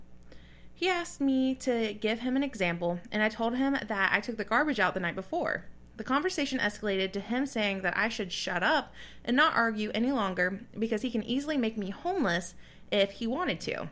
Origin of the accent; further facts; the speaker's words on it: the South, United States; we grew up in the South